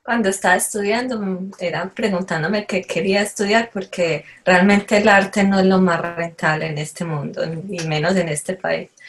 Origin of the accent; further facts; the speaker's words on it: Itagüí, Antioquia, Colombia; crecimos en, en Medellín, en un municipio que se llama Itagüí, entonces realmente es pequeño.